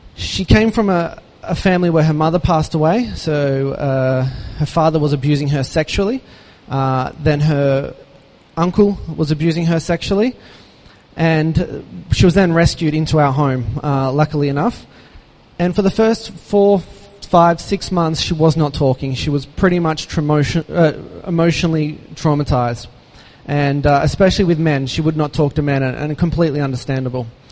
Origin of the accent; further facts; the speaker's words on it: Australia; moved away; an Aussie growing up with uh, one brother, one sister, mum and dad